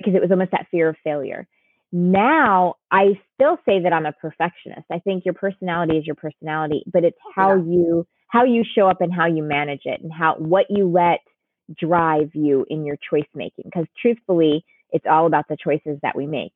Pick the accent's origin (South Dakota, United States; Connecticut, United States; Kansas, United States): Connecticut, United States; My sister and I were, were born and raised in Connecticut.